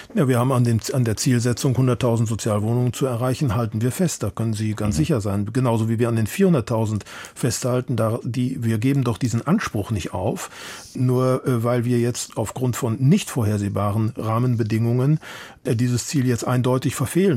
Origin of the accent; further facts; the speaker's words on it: Munich, Bavaria, Germany; ich bin Münchner